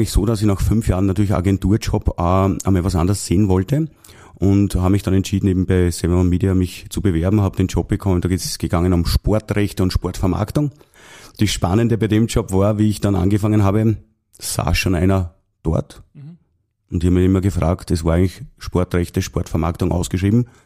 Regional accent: Lower Austria, Austria; ich bin Niederösterreicher. Gebürtiger Niederösterreicher.

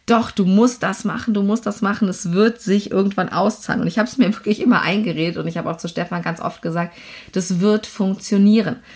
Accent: Lower Saxony, Germany; Ich komme aus Niedersachsen von einem Bauernhof und bin also als, äh, ja, äh, wie soll ich sagen, Land, Landwirtskind ähm, aufgewachsen bei uns.

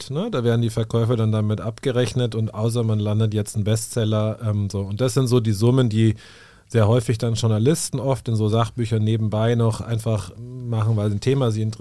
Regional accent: Munich, Bavaria, Germany; ich komme aus München

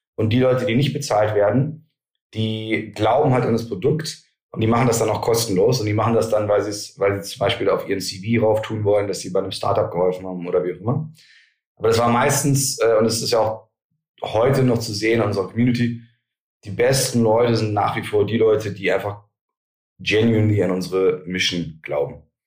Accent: Germany

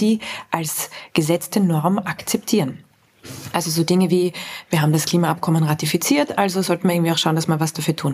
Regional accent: Vienna, Austria; bin ich aus Wien, äh, also aus ja. Österreich

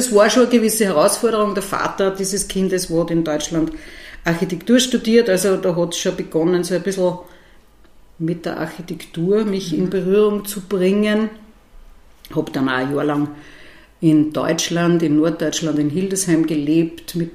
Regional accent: Ottensheim, Upper Austria, Austria; Also ich bin aufgewachsen in der ältesten Marktgemeinde des Mühlviertels in Ottensheim, mitten am Marktplatz und habe immer sozusagen schon sehr neugierig auf das Ortsgeschehen geblickt.

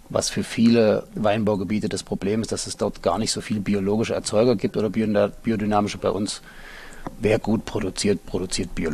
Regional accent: Halle an der Saale, Saxony-Anhalt, Germany; moved away; ich komme ursprünglich aus Halle an der Saale, also aus Ostdeutschland. Bin kurz vor der Wende dann nach Hannover gegangen. Danach habe ich in Köln studiert

